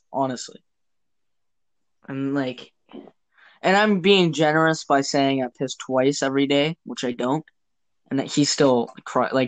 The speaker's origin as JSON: {"language": "English", "country": "Canada", "said": "us Canadians"}